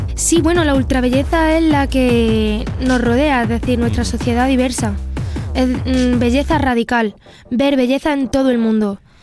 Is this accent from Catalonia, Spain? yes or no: no; Pozoblanco, Andalusia, Spain; soy una persona andaluza, nacida y crecida en Pozo Blanco, Córdoba